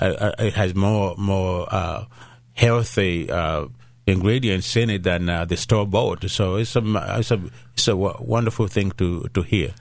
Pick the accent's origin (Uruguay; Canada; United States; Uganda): Uganda; first language Luganda; English is a second language; moved away; I was born in Uganda